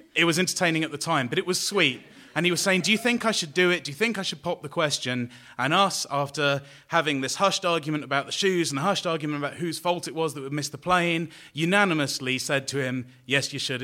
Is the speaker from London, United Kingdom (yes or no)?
yes; London, United Kingdom; I'm from London